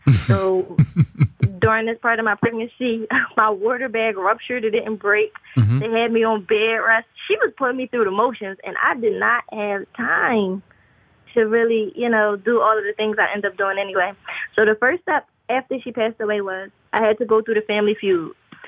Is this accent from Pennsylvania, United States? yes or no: yes; Philadelphia, Pennsylvania, United States; born or raised there